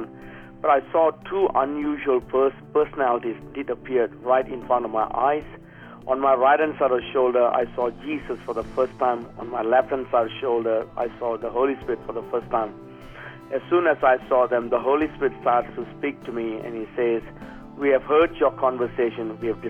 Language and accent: English; Singapore; moved away as an adult; also born or lived in Perth, Western Australia; at a tender age of 20, I leave the place where I was born in Singapore, leave Singapore, and then I enter into Perth, Western Australia